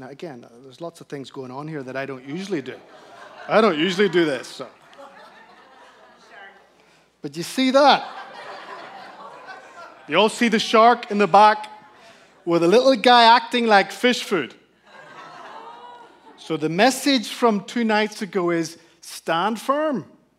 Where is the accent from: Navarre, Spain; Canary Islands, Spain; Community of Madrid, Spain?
Canary Islands, Spain; The beautiful setting was that I grew up in the Canary Islands, Spain, where all of Europe essentially holidays.